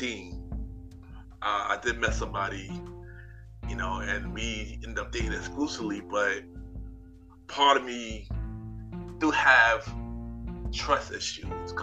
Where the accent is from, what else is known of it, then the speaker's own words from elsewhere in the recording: New York, United States; I was from New York